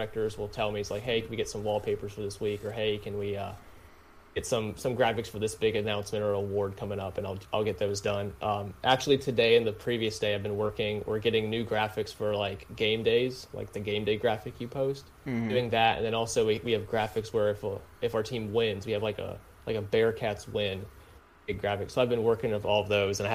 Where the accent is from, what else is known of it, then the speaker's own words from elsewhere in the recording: Rock Hill, South Carolina, United States; also born or lived in Lexington, Kentucky; Technically, I'm from Lexington, Kentucky, but I've lived in South Carolina. I live in Rock Hill, which is just south of Charlotte. I've lived there